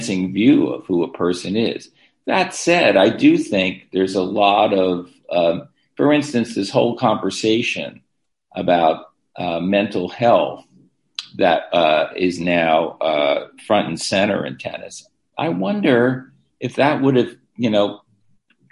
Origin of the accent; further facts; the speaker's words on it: United States; we in the United States